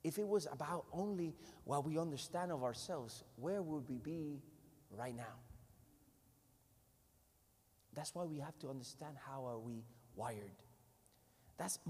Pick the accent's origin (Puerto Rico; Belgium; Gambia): Puerto Rico; I'm from Puerto Rico. I'm from the island in the Caribbean